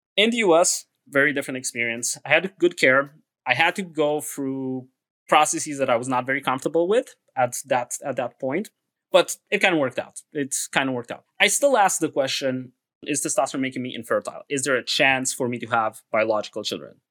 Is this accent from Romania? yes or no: yes; Transylvania, Romania; now in United States; I'm originally from Transylvania